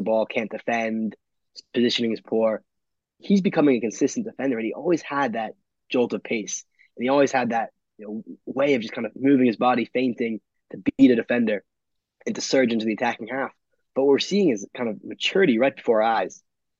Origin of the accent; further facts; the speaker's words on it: United States; also born or lived in London; being an American Fulham fan can quite often be isolating